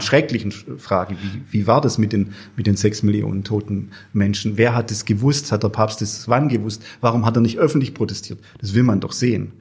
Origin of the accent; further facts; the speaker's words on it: Germany; in meiner Heimatgemeinde Würth